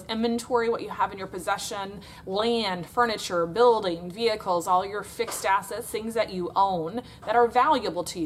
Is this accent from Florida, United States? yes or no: yes; Florida, United States; I'm from Florida in the United States of America